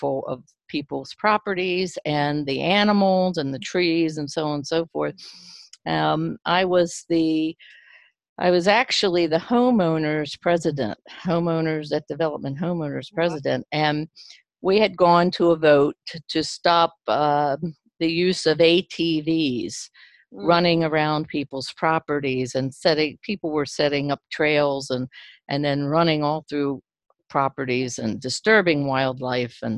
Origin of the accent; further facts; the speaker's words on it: Maryland, United States; moved away as an adult; also born or lived in West Virginia; now in Etna, Maine, United States; I grew up in Maryland, and I spent 44 years in Maryland, in the town that I was born in.